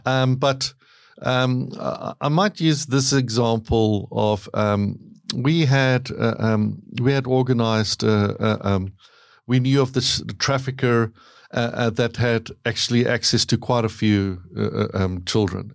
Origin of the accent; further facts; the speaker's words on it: South Africa; moved away; I grew up in South Africa.